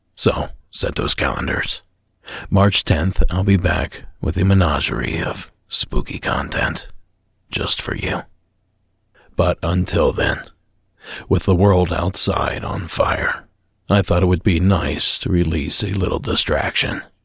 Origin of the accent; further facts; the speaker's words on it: Ohio, United States; my home state of Ohio